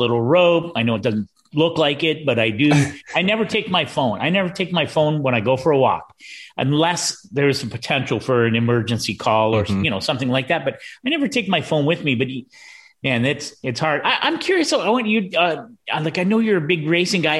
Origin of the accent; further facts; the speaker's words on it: Canada; I'm Canadian